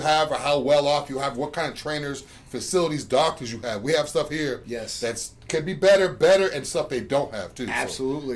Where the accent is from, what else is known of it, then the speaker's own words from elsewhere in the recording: Boston, Massachusetts, United States; now in Tampa, United States; I'm from Boston